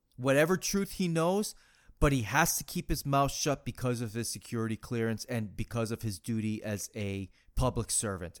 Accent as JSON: {"language": "English", "region": "Massachusetts", "country": "United States", "tie": "born or raised there", "said": "growing up in Massachusetts"}